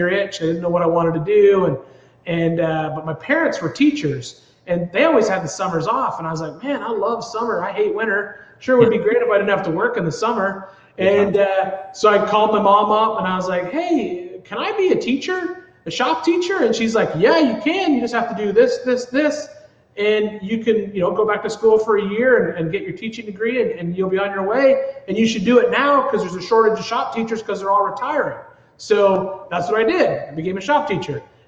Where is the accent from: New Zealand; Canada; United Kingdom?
Canada; Smiths Falls, Ontario; moved away; I grew up in Ontario, born there, a small little town called Smiths Falls, Ontario